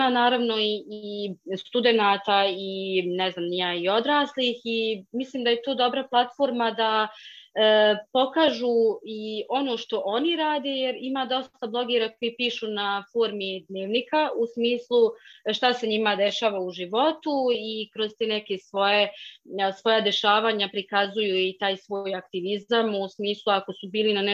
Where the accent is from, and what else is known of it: Bosnia & Herzegovina